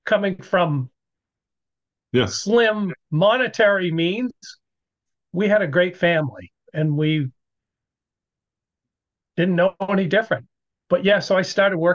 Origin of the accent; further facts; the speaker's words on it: Nashua, New Hampshire, United States; also born or lived in Lake Winnipesaukee, New Hampshire; I grew up in a little town called Nashua, New Hampshire